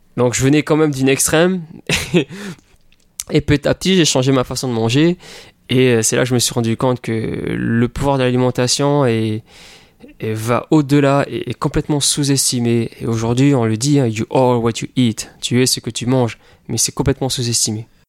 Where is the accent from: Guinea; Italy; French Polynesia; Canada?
French Polynesia; Papeete; moved away as an adult; also born or lived in United States; j'ai grandi à Tahiti euh, toute ma vie jusqu'à l'âge de 19 18